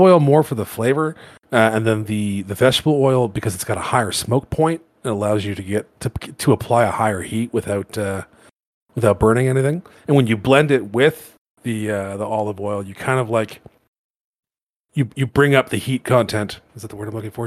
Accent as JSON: {"language": "English", "town": "Toronto", "region": "Ontario", "country": "Canada", "tie": "born or raised there", "moved": "as an adult", "lives_now": "Alberta, Canada", "said": "So I grew up in Toronto, which is in Ontario."}